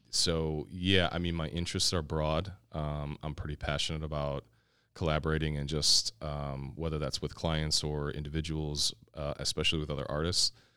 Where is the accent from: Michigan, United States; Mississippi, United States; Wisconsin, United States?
Wisconsin, United States; Kenosha; moved away as an adult; now in Milwaukee, United States; I am born and raised in Kenosha, Wisconsin.